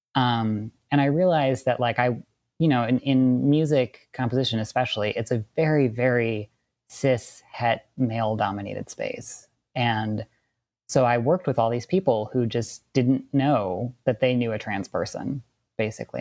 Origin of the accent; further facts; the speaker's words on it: Wisconsin, United States; also born or lived in Southern California; now in California, United States; I grew up in Wisconsin and I'm a queer trans man, and I currently live in Southern California.